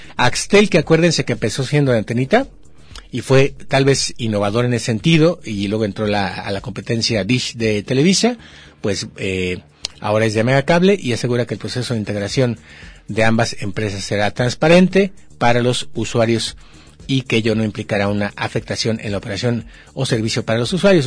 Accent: Mexico; porque somos mexicanos

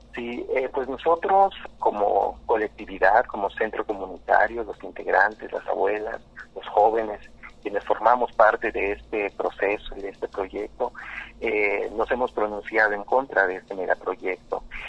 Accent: Quintana Roo, Mexico; mayoritariamente somos mayas yucatecos

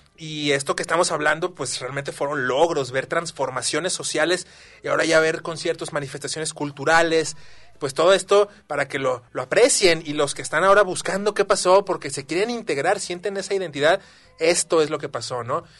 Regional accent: Guadalajara, Jalisco, Mexico; los que somos tapatíos

